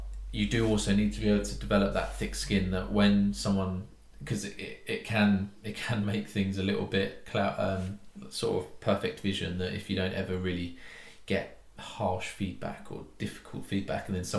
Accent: United Kingdom; being British

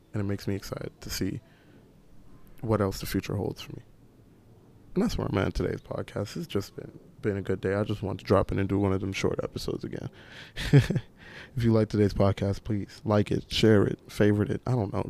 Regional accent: New York City, New York, United States; I was in Rosedale, that was such like a little small suburban Caribbean community that gave me so many values

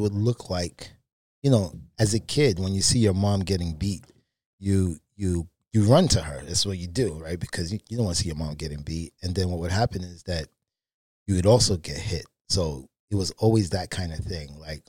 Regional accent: Brooklyn, New York, United States; So originally from Brooklyn, New York. I grew up in the projects.

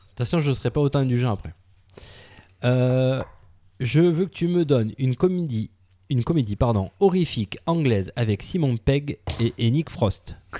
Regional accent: France; en tant que Français

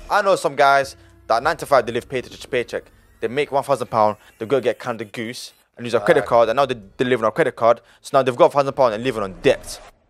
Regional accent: Italy; born there; I was born in Italy, and then he had to leave everything.

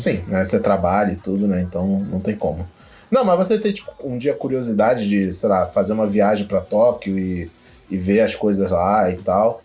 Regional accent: Brazil; eu venho do Brasil

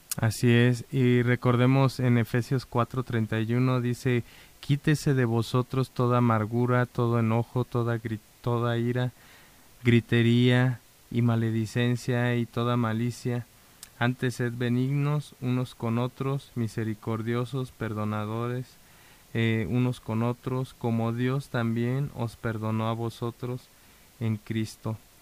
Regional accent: Mexico; nosotros como mexicanos

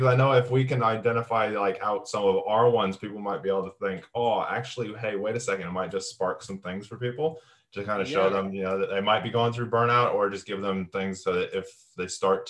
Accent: United States; moved away; I was in the States back in my hometown in 2015.

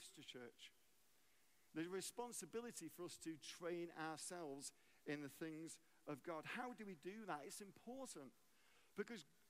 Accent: England, United Kingdom; moved away as an adult; also born or lived in Arlington, Texas, United States; now in United States; I'm English. I became an American citizen 20 years ago. We moved to America.

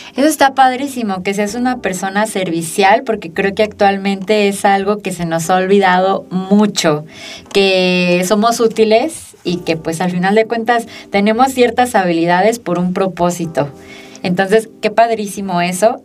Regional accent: Aguascalientes, Mexico; also born or lived in Mexico City; Yo tuve la oportunidad de estudiar desde la primaria hasta la maestría y la verdad es que el nivel educativo de las escuelas públicas en Aguascalientes es bastante bueno

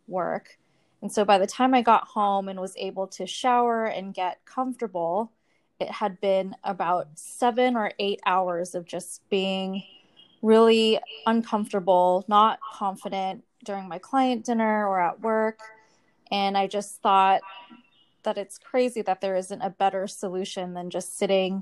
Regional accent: California, United States; moved away as an adult; also born or lived in Japan; now in Singapore; I'm natively from the United States, from California, but now living in Singapore

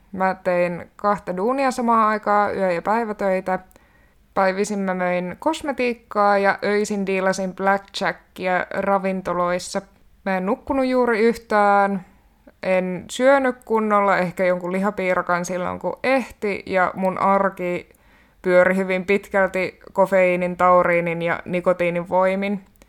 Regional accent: Kainuu, Finland; moved away as an adult; also born or lived in Haukipudas, Finland; now in Helsinki, Finland; olen syntynyt Haukiputtaalla vuonna 1996. Sittemmin siirtynyt Kainuuseen kasvamaan ja nykyään tosiaan asustelen täällä Helsingissä

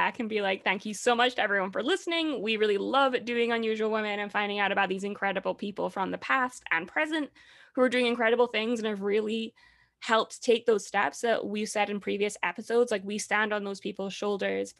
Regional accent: Scotland, United Kingdom; I'm from Scotland.

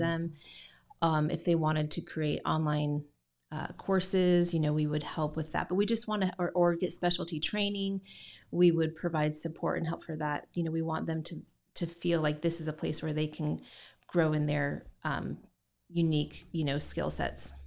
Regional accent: Indiana, United States; also born or lived in Southern Utah; now in Gallatin, United States; I grew up in Indiana

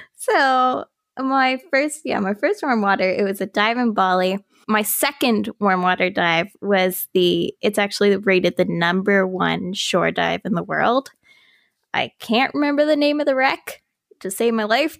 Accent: Halifax, Nova Scotia, Canada; also born or lived in St. Margaret's Bay, Nova Scotia; I'm, like, a born and raised Haligonian. I was born in Halifax, raised in H R M. I guess I kinda grew up in Saint Margaret's Bay

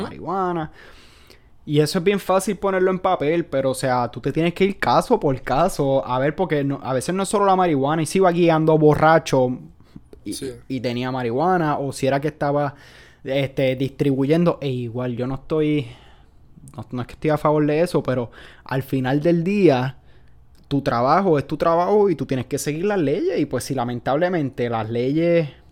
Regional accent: Puerto Rico; Como puertorriqueño

